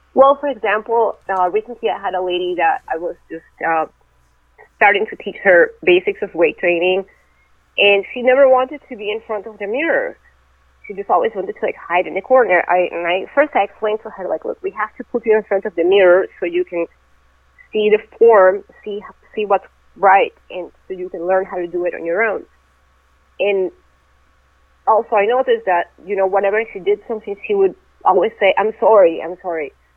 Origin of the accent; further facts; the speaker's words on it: Venezuela; moved away as an adult; also born or lived in Russia; now in United States; I was born in Russia, but when I was really young, I moved to Venezuela, and that's where I grew up